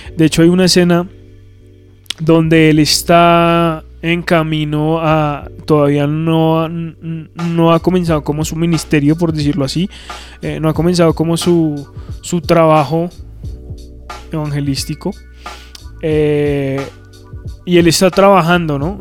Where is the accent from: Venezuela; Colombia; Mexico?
Colombia; como colombianos y como latinoamericanos